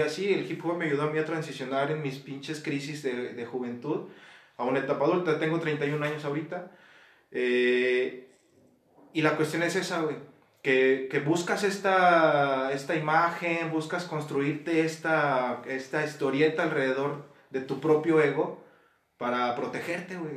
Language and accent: Spanish; Guanajuato, Mexico; aquí también de Guanajuato Capital